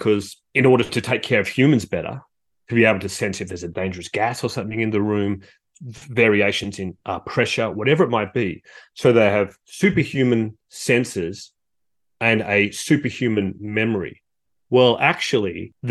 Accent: Australia; also born or lived in Canberra; as an Australian

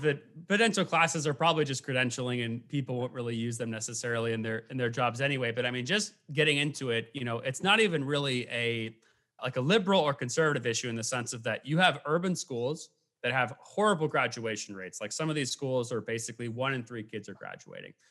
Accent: Portland, Oregon, United States; growing up in the Portland area

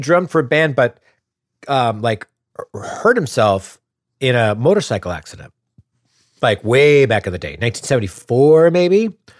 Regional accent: Wisconsin, United States; moved away; another fella that I grew up with back in Wisconsin.

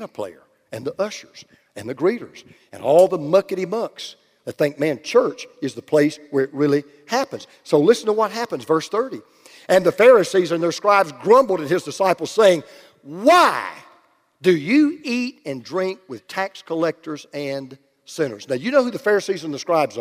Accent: Oakwood, Georgia, United States; I was born in Oakwood, Georgia

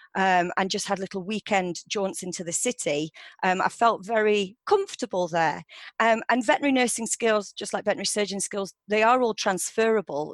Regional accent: Derbyshire, East Midlands, United Kingdom; moved away as an adult; also born or lived in Paris / Edinburgh; i grew up in Derbyshire

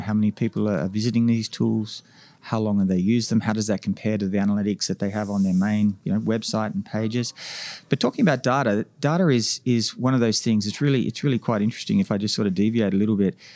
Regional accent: Australia; moved away as an adult; now in North America; as an Australian coming to North America

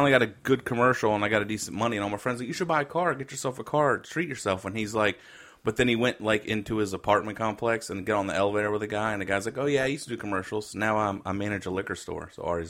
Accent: Canada; I'm Canadian.

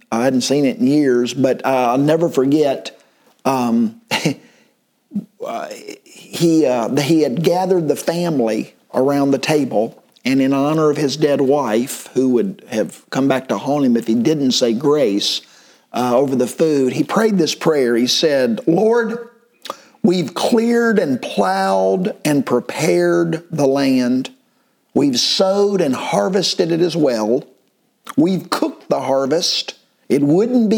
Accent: United States; as an American

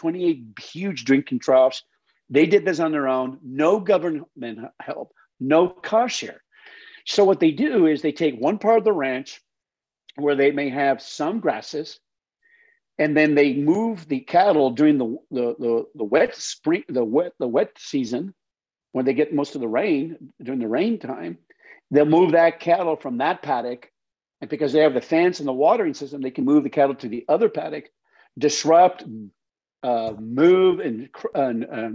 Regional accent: New Mexico, United States; moved away; also born or lived in Las Cruces, New Mexico / Oklahoma; I grew up in New Mexico

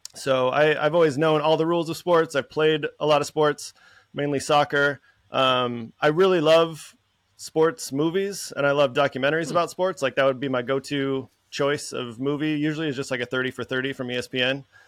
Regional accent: Minnesota, United States; moved away as an adult; also born or lived in San Francisco; growing up in Minnesota

